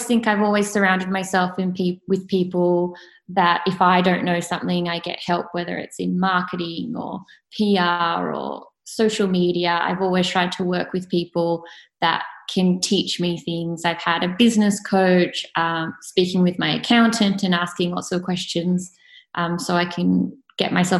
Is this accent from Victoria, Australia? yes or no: no; Sydney, New South Wales, Australia; also born or lived in Clovelly; I was born and bred in Coogee and that's still my local